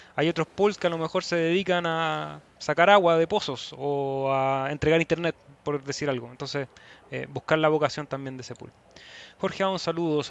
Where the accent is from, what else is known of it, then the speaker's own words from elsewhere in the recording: Chile; en mi país hay elecciones este fin de semana